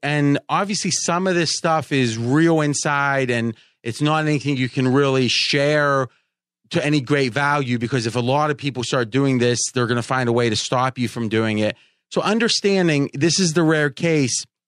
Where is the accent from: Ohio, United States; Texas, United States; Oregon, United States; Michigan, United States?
Ohio, United States; when I was growing up in Ohio